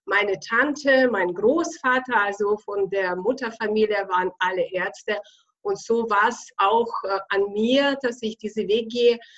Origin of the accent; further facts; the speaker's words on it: Bavaria, Germany; accent: Bavarian; bin seit 28 Jahren hier in Deutschland in Bayern. Deswegen kommt ja auch dazu ein bisschen mein bayerischer Akzent, aber da muss man einfach durch.